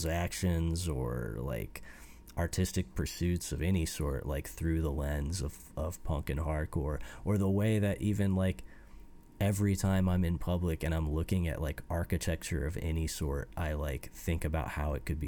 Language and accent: English; Fort Wayne, Indiana, United States; growing up in Indiana. And I mean, Fort Wayne isn't like a tiny backwoods city. It's like a mid-sized American city. It's like I grew up in like an actual urban environment.